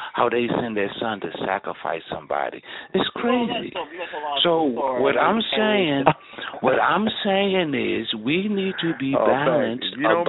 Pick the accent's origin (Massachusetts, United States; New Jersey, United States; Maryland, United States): Maryland, United States; Baltimore; I come from Baltimore City